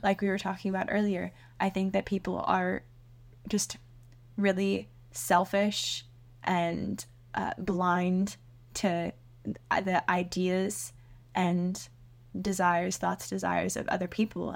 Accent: Seattle, Washington, United States; I grew up in Seattle

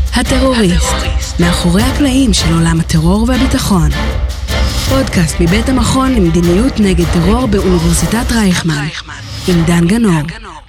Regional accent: Israel; אנחנו בתור ישראלים

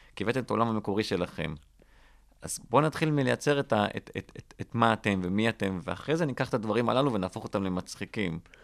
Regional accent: Rishon LeZion, Central District, Israel; גדלתי בראשון לציון

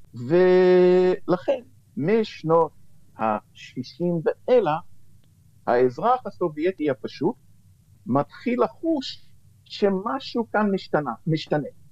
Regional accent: United States; now in Israel; כנער שגדל בשנות ה-60 וה-70 אה, במערב, בארצות הברית

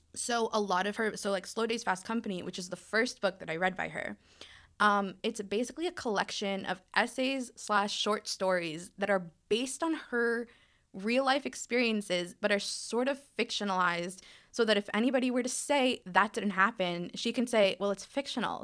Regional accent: New York City, New York, United States; moved away; I'm originally from Brooklyn, New York

